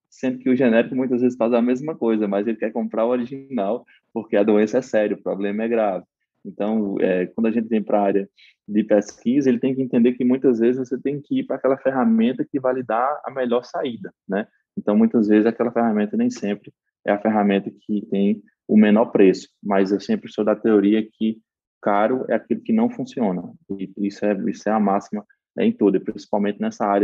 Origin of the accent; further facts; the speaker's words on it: Northeast Region, Brazil; accent: Nordeste; porque eu tenho um sotaque arrastado, né